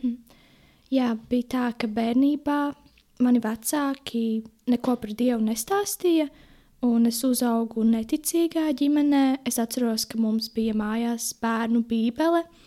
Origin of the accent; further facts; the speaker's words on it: Jelgava Municipality, Latvia; also born or lived in Ozolnieki; Esmu no Jēlgavas novada, dzīvoju tepat netālu Ozolniekos